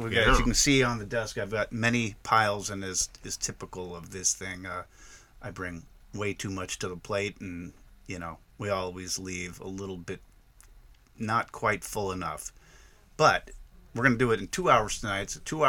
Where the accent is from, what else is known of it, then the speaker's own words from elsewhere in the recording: Bremerton, Washington, United States; my hometown, Bremerton.